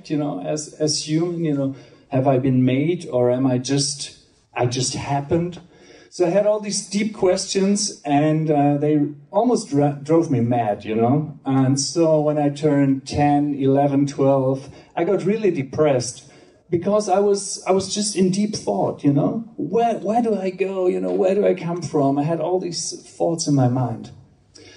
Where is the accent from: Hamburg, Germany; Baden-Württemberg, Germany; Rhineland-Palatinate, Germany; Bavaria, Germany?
Hamburg, Germany; I'm from Hamburg, Germany.